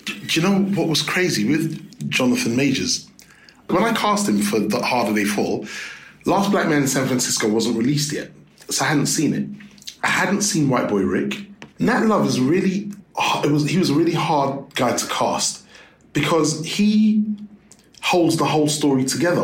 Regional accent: London, United Kingdom; growing up in London

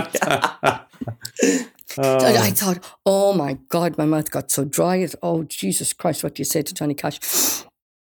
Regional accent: Wales, United Kingdom; accent: Irish; moved away; also born or lived in Ireland; I was brought up in Wales

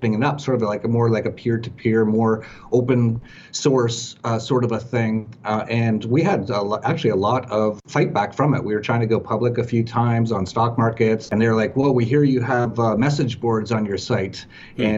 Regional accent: Edmonton, Alberta, Canada; moved away; also born or lived in Vancouver; grew up in very cold weather, minus 40, a place called Edmonton.

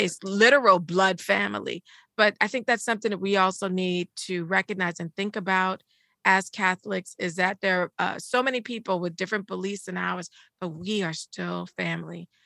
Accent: United States; I was born in the United States

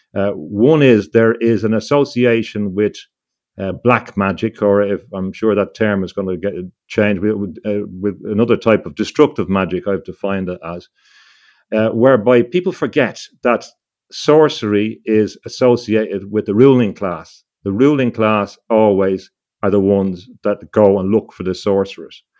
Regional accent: Ireland; growing up in Ireland

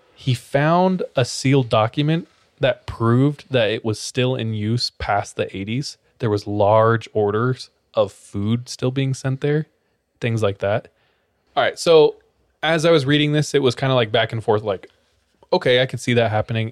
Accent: California, United States; I'm from California

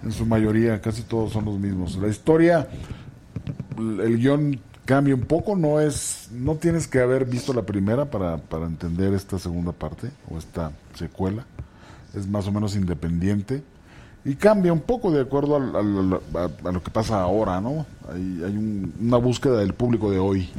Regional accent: Tepic, Nayarit, Mexico; also born or lived in Ciudad Juárez; now in Mexico City, Mexico; Soy de Nayarit

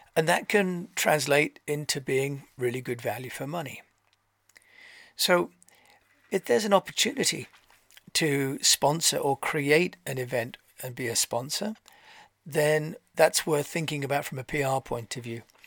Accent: Canterbury, South East England, United Kingdom; I'm from Canterbury

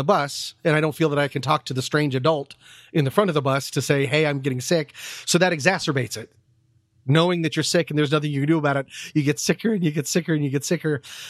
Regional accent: Vienna, Virginia, United States; growing up in Vienna, Virginia, I went to a private elementary school

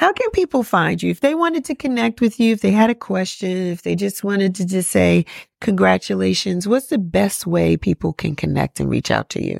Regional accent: New York, United States; moved away as an adult; now in Atlanta, United States; I'm from New York and I, when I, when I moved here, I had no family.

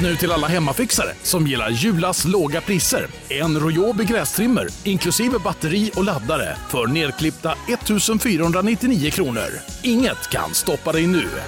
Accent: Småland, Sweden; jag är från Småland

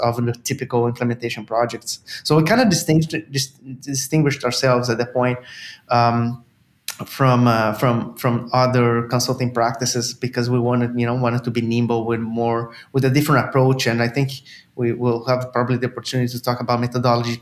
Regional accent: Brazil; moved away as an adult; now in Canada; I'm originally from Brazil

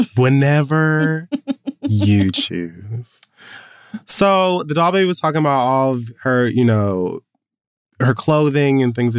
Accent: Jamaica; I'm Jamaican. We put salt on all the fruit.

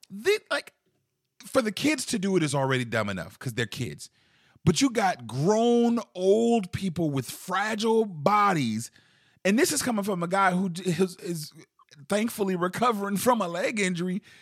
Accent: Charleston, South Carolina, United States; growing up in Charleston, South Carolina

